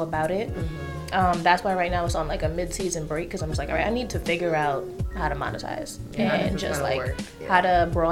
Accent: New York City, New York, United States; I'm from Brooklyn

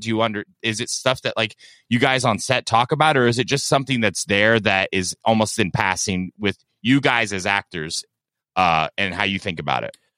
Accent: South Florida, United States; I grew up in South Florida

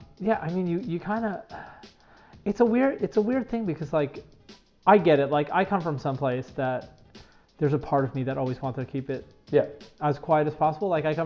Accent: New York City, New York, United States; moved away as an adult; now in San Clemente, United States; I grew up in Fort Greene, Brooklyn, and oddly enough, I ended up living there before I moved here

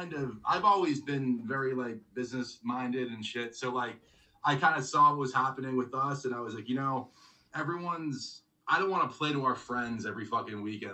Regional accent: Newton, Massachusetts, United States; moved away as an adult; now in Milwaukee, United States; So I grew up in Newton.

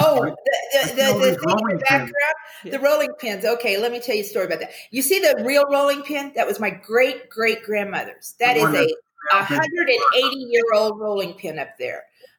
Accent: the Ozarks, United States; moved away as an adult; also born or lived in California; now in Henderson, United States; I'm a hillbilly from the Ozarks and I live in Henderson, Nevada, a suburb of Las Vegas.

